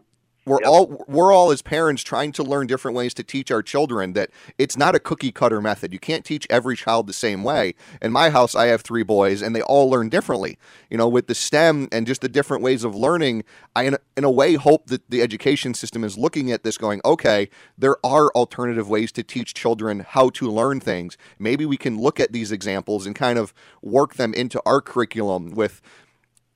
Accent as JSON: {"language": "English", "town": "New Britain", "region": "Connecticut", "country": "United States", "tie": "born or raised there", "said": "as a little kid growing up in New Britain"}